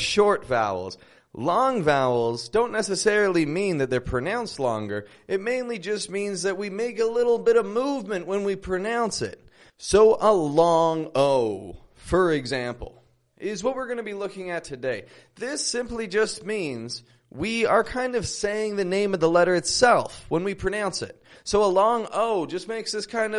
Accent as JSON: {"language": "English", "town": "Toronto", "region": "Ontario", "country": "Canada", "moved": "yes", "lives_now": "Mexico", "said": "I'm from Toronto, and I live in Mexico at the moment."}